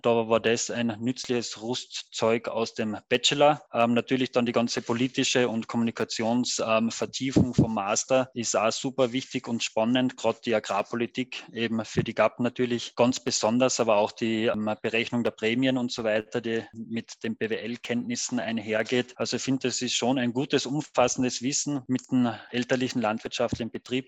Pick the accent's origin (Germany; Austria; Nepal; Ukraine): Austria; Carinthia; komme gebürtig, wie man vielleicht dann und wann hört, aus Kärnten